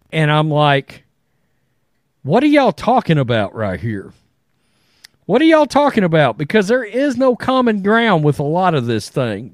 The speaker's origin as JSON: {"language": "English", "town": "Crystal City", "region": "Texas", "country": "United States", "tie": "born or raised there", "said": "I was born in Crystal City, Texas, which is, was literally, it's just over the border from Mexico"}